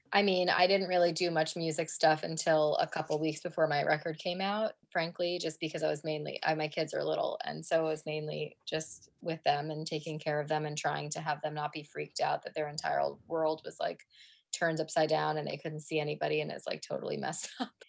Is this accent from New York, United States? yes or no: yes; New York City, New York, United States; moved away as an adult; now in Cambridge, United Kingdom; We're both from New York, and we happen to both live in Cambridge, England